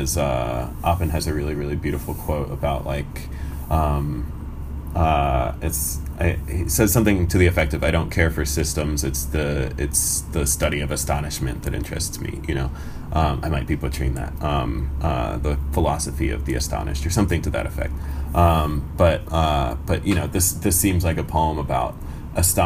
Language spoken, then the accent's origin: English; United States; also born or lived in Iran; I came to America when I was 2.5, but I was born in Iran